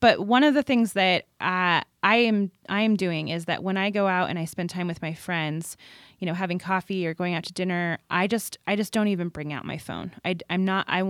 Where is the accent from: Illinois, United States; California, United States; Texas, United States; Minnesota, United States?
California, United States; I grew up in California, and so my sisters and I were all boogie boarders and surfers